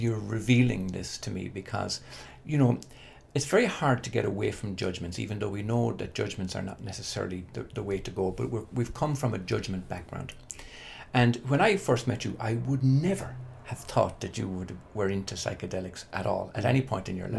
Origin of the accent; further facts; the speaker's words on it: Ireland; I was born and reared in Holy Catholic Ireland